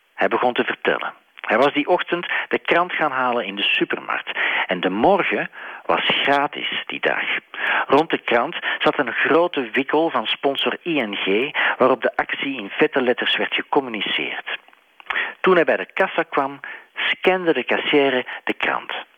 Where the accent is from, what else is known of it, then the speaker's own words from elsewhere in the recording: Belgium; mijn vaderland, België